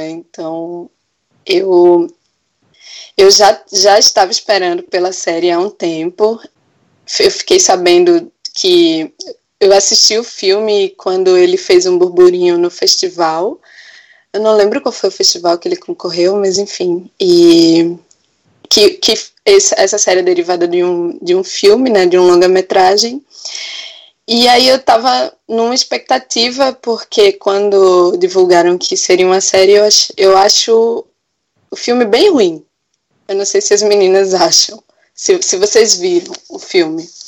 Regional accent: Recife, Pernambuco, Brazil; sou mulher negra e professora. Sou de Recife

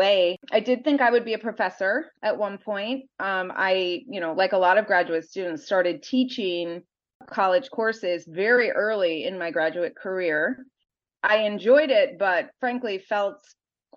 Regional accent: Minnesota, United States; moved away as an adult; also born or lived in Wisconsin / New York; I grew up in Minnesota, sort of in a pretty homogeneous community.

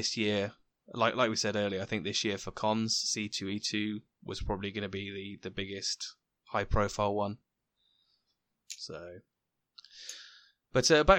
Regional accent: United Kingdom; As a British person who is brought up on all the culture of Shakespeare and similar kind of authors and that kind of thing

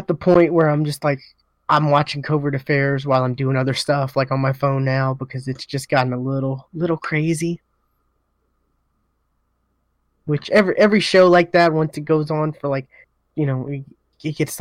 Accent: United States; us Americans

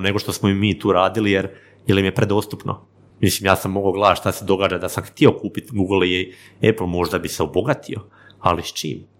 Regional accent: Vinkovci, Vukovar-Srijem County, Croatia; ja sam iz, iz, iz Slavonije, iz Vinkovaca

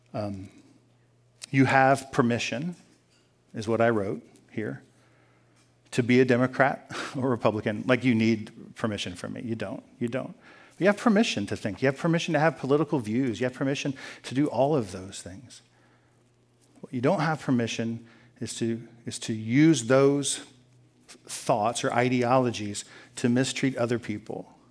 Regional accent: United States; I'm an American

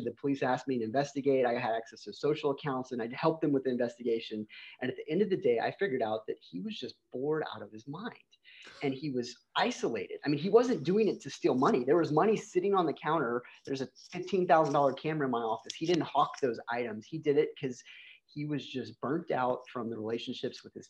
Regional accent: Shiner, Texas, United States; I grew up in this little tiny town in Texas called Shiner, Texas.

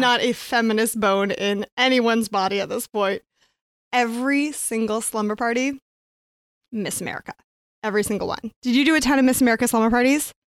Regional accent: Phoenix, Arizona, United States; I grew up in Phoenix

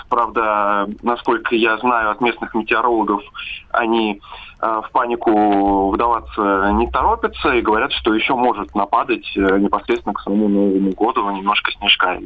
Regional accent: Siberia, Russia; Мы сибиряки

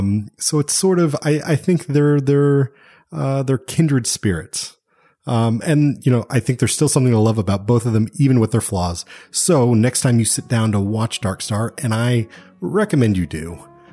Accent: Texas, United States; born there; I was born in Texas, man. I'm a Texan.

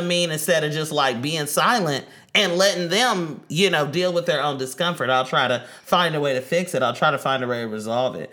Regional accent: Oakland, California, United States; growing up in East Oakland

